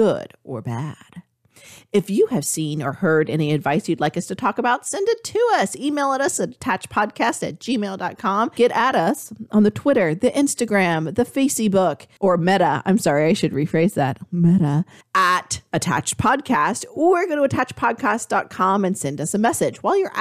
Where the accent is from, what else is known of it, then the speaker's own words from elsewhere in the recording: Texas, United States; I was born in Texas.